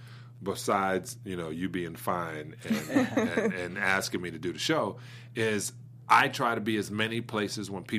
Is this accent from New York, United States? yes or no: yes; New York City, New York, United States; moved away; Brooklyn, New York